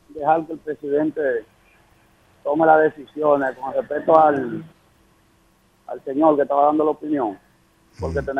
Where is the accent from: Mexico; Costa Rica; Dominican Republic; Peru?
Dominican Republic; Loma de Cabrera, Dajabón; Yo soy el Loma de Cabrera, conozco la región.